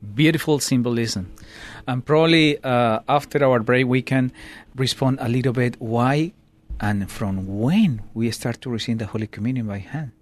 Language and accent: English; Colombia; now in United States; I grew up in Colombia, and I, uh, bring all that traditions